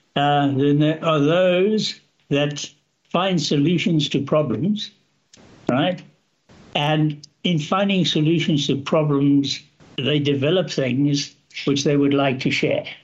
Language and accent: English; Zambia; also born or lived in South Africa; now in Canada; There I grew up in a small town, went to a, a relatively small school, at high school